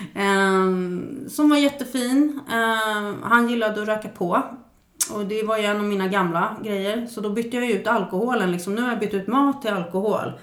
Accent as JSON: {"language": "Swedish", "town": "Stockholm", "region": "Stockholm County", "country": "Sweden", "tie": "born or raised there", "said": "jag växte upp på Södermalm i Stockholm"}